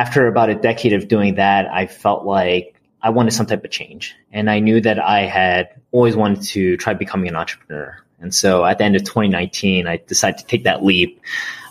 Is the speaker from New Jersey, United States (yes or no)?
yes; South New Jersey, United States; also born or lived in Mississippi / New York City; I was born in Mississippi, down in the South, and decided to move over to South New Jersey, where I spent most of my childhood.